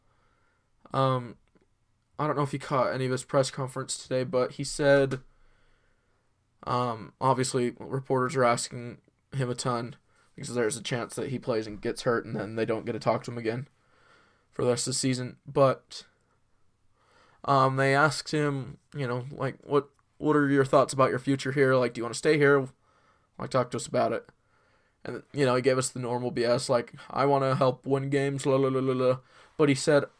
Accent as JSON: {"language": "English", "region": "Utah", "country": "United States", "said": "I'm from Utah"}